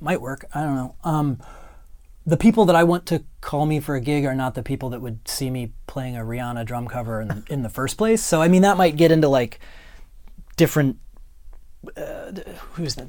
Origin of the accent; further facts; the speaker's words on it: Ohio, United States; moved away as an adult; also born or lived in New York; now in Los Angeles, United States; I come from a little tiny town, uh, north of Columbus, Ohio.